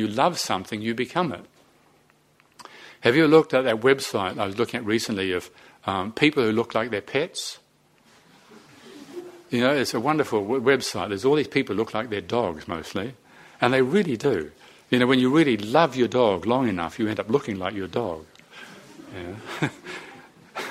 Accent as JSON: {"language": "English", "town": "Te Awamutu", "region": "Waikato", "country": "New Zealand", "tie": "born or raised there", "also_born_or_lived": "Moranesville, New Zealand", "said": "I grew up in Te Awamutu and in Moranesville in New Zealand"}